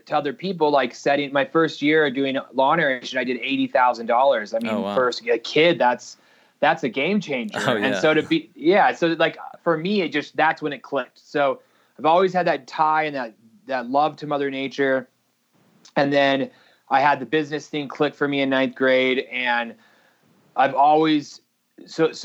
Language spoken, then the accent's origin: English; Salt Lake City, Utah, United States; we grew up here in Salt Lake City, just right outside Salt Lake